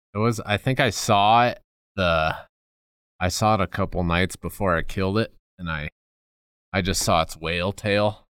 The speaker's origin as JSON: {"language": "English", "region": "Colorado", "country": "United States", "tie": "born or raised there", "said": "growing up in Colorado"}